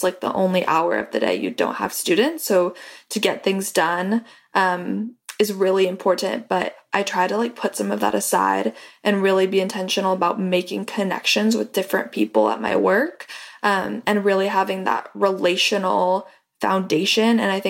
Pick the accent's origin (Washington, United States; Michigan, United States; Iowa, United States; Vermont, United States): Washington, United States; Seattle; Like I'm from Seattle. I moved to this new company, this new school, and nobody had any idea who I was.